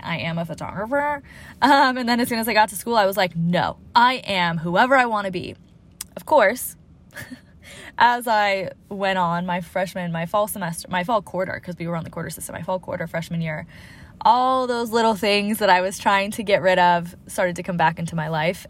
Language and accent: English; Seattle, Washington, United States; I'm from Seattle as well.